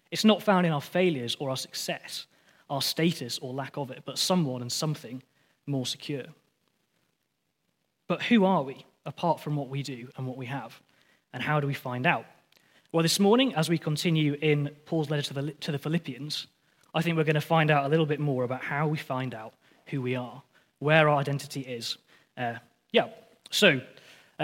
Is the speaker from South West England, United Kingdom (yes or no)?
no; Lancaster, North West England, United Kingdom; I'm from Lancaster